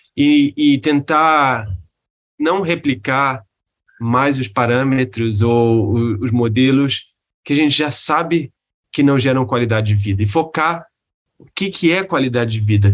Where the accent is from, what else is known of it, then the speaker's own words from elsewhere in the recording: Rio de Janeiro, Brazil; eu sou do Rio